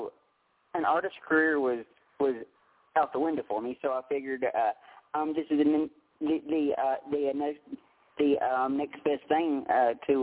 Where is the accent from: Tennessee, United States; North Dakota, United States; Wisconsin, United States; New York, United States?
Tennessee, United States; about 2.5 hours west of Nashville; I'm from about 2.5 hours west of Nashville, around the current Mississippi area